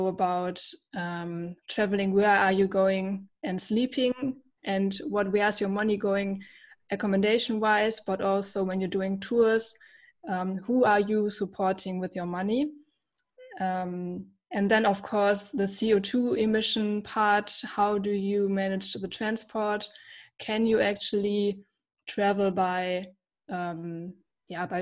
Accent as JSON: {"language": "English", "country": "Germany", "said": "I'm from Germany."}